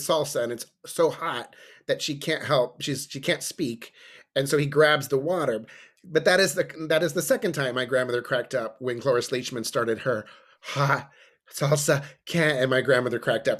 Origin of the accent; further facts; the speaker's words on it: New Braunfels, Texas, United States; I'm from New Braunfels.